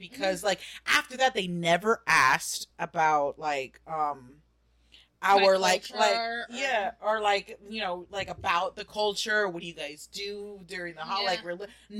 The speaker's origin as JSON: {"language": "English", "country": "United States", "said": "where are you from? And raise my hand, America."}